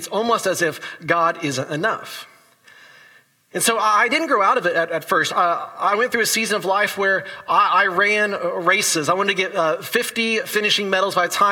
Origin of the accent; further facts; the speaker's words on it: Indiana, United States; my hometown Indiana Pacers.